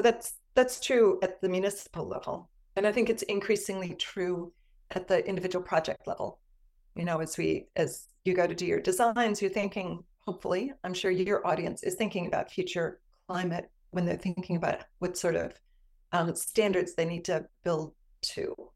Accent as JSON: {"language": "English", "town": "Cleveland", "region": "Ohio", "country": "United States", "moved": "yes", "said": "I'm from the Cleveland area"}